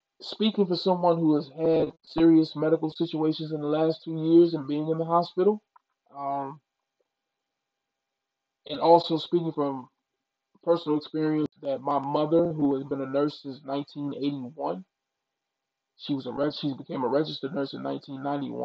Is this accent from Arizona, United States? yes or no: no; Mississippi, United States; I'm from the South, I'm from Mississippi